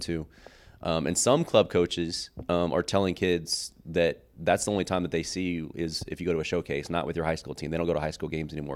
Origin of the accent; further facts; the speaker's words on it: Oklahoma City, Oklahoma, United States; I came from Capitol Hill